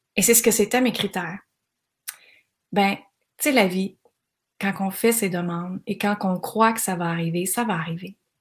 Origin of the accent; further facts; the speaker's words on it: Granby, Quebec, Canada; dans ma région, moi je viens de Granby